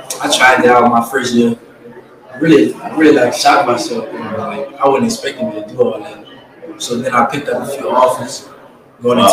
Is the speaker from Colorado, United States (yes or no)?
no; Louisiana, United States; I'm from Yardbury, Louisiana